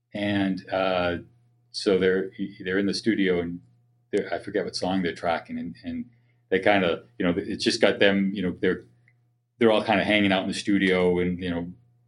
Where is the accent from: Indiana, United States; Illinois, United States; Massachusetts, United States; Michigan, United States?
Massachusetts, United States; Boston; moved away; I grew up in the Boston area